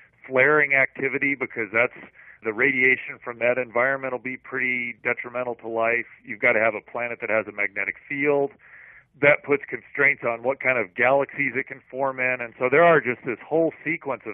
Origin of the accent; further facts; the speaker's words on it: Missouri and Iowa, Midwest, United States; now in California, United States; I grew up in Missouri and Iowa, and we've got very good soil for growing things